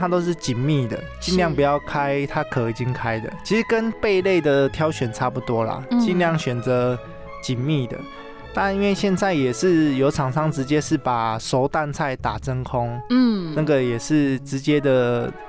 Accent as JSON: {"language": "Chinese", "region": "Taoyuan", "country": "Taiwan", "said": "然后因为我本身我是桃园人，然后其实。呃，我们桃园有那种马祖新村，其实蛮多马祖人都在桃园定居"}